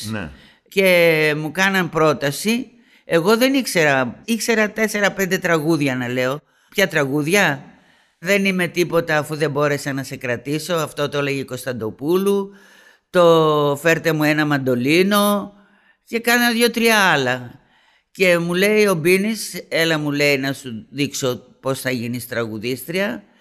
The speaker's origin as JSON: {"language": "Greek", "country": "Greece", "moved": "yes", "said": "εγώ έφυγα από την Ελλάδα Παρθένα και είμαι Παρθένα."}